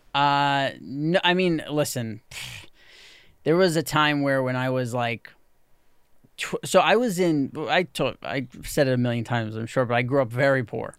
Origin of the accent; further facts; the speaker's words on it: New York City, New York, United States; growing up in New York City, I never knew anyone like